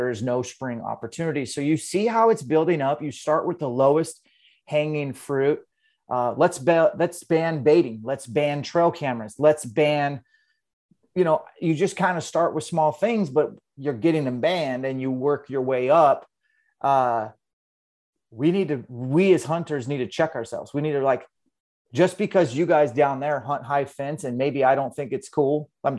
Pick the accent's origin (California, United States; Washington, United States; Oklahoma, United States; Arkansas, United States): Washington, United States; Yeah, man, I'm from Eastern Washington. Kind of born and raised.